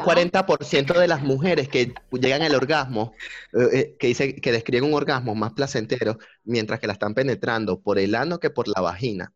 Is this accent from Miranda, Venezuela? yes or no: yes; Barlovento, Miranda, Venezuela; now in Chile; soy venezolano, tengo 800 años y represento al estado Miranda